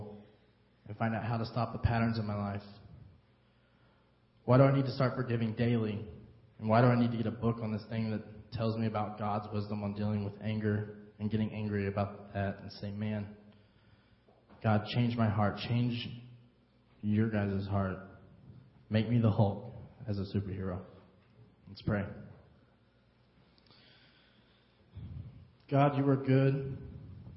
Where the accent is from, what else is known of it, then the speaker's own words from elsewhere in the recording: United States; now in Harrisburg, United States; I'm not from here originally. I'm from Carmine